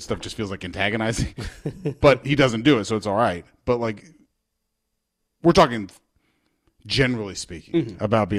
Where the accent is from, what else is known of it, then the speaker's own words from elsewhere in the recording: Tampa, Florida, United States; I grew up in Tampa